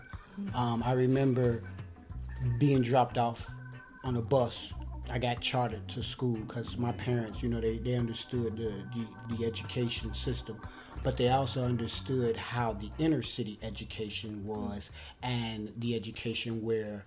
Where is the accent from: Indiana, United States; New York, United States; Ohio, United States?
Ohio, United States; Cincinnati; I was born and raised in Cincinnati